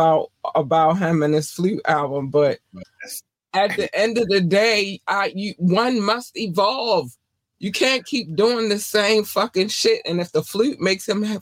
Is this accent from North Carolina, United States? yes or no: yes; North Carolina, United States; moved away; also born or lived in Baltimore, Maryland; I was born in North Carolina, and in North Carolina, we had one black station and all the rest of them was everything else. And then we moved to Baltimore, and then I had all the black stations